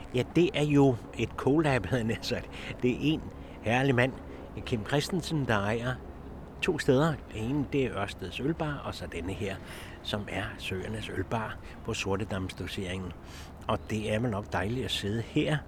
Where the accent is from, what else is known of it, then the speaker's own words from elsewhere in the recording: Copenhagen, Capital Region of Denmark, Denmark; jeg er født lige ved Carlsberg, og hele det der bryggeri miljø, det glemmer jeg jo aldrig nogensinde